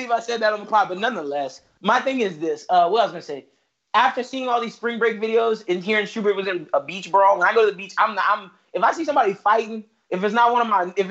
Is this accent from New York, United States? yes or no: yes; New York, United States; accent: New York; moved away; It was strong New York accent in 2015 when I got down here.